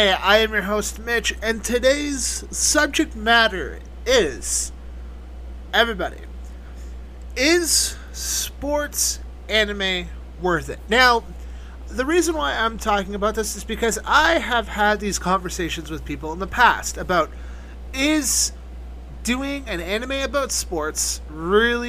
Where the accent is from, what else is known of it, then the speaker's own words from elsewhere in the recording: Canada; I'm Canadian